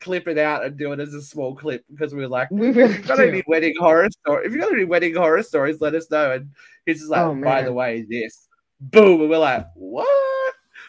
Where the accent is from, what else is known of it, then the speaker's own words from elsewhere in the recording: Australia; I'm Australian.